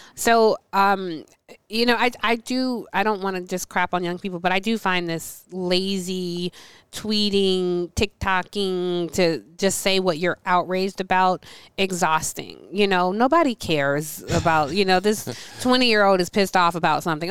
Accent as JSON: {"language": "English", "town": "Atlanta", "region": "Georgia", "country": "United States", "tie": "born or raised there", "said": "I grew up in Atlanta"}